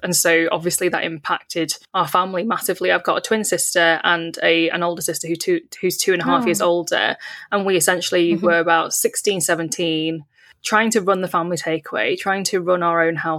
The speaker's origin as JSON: {"language": "English", "town": "Warrington", "region": "North West England", "country": "United Kingdom", "tie": "born or raised there", "said": "I am a British-born Chinese person that grew up in Warrington."}